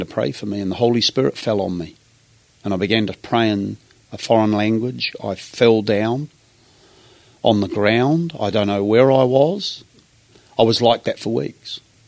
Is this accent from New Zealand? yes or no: yes; New Zealand; accent: Kiwi; moved away as an adult; also born or lived in Napier, New Zealand; now in Brisbane, Australia; I am a Kiwi